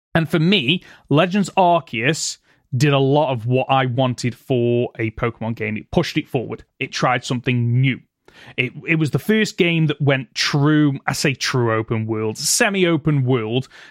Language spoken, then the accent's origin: English; United Kingdom; for us being Brits